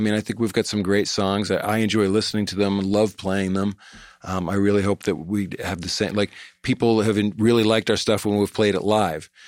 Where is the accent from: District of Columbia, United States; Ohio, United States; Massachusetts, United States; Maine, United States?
Maine, United States; Cape Elizabeth; also born or lived in Boston / Greater Boston; I grew up in Maine